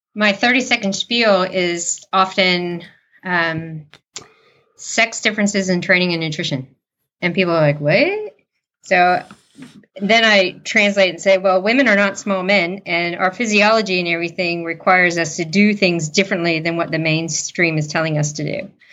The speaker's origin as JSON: {"language": "English", "country": "United States", "moved": "as an adult", "lives_now": "New Zealand", "said": "I am American"}